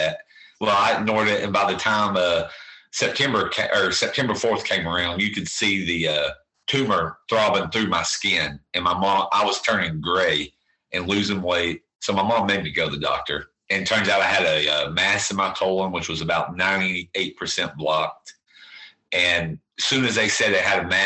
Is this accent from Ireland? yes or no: no; Bethel, North Carolina, United States; born and raised here in a little community called Bethel